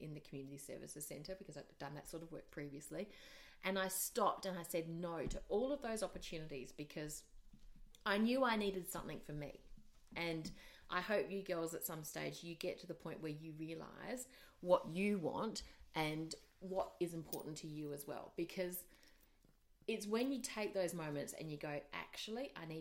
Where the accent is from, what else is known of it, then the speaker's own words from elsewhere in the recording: Australia; moved away as an adult; also born or lived in Asia; I'm Australian, I'm married to a Kiwi